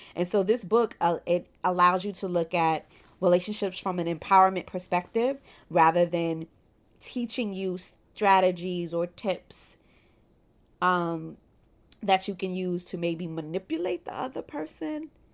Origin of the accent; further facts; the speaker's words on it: Brooklyn, New York, United States; I am in private practice in my hometown of Brooklyn, New York